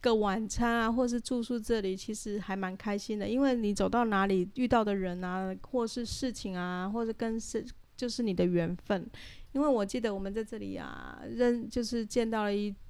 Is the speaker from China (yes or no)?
no; Taiwan; 就说我是台湾人。